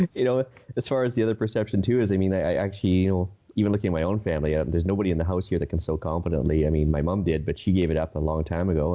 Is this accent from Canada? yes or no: yes; Edmonton, Alberta, Canada; also born or lived in Saskatchewan; now in Vancouver Island, Canada; I grew up around Edmonton right in the '80s